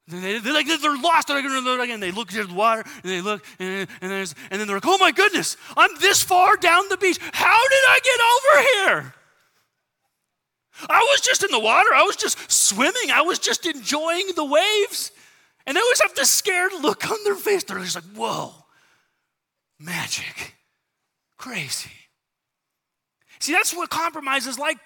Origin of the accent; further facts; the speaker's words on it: San Diego, California, United States; moved away; I grew up in San Diego